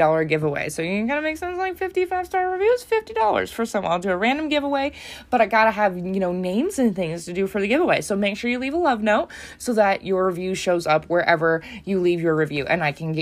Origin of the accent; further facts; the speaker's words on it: United States; I'm from the United States